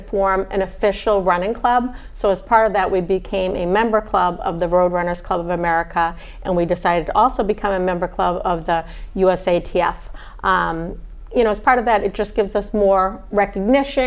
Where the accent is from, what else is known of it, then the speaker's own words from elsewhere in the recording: New England, United States; growing up in New England